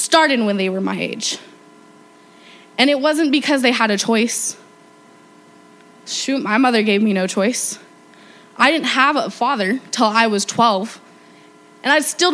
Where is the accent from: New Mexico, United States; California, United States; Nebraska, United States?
New Mexico, United States; I was raised here in New Mexico